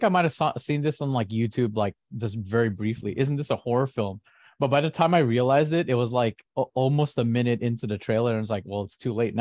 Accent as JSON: {"language": "English", "region": "California", "country": "United States", "said": "I'm from California"}